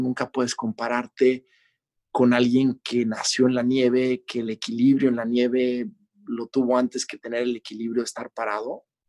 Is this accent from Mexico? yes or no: yes; Mexico; yo no crecí en otro país que no fuera México. Este, mi infancia entera fue ahí